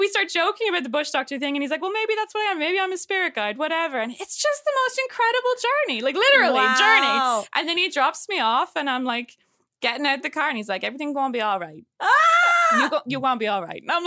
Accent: Dublin, Leinster, Ireland; moved away; I'm from Dublin and I grew up near the ocean

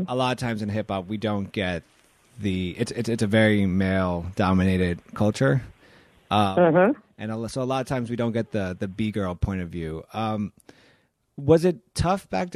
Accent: East Coast, United States; I'm an East Coast guy.

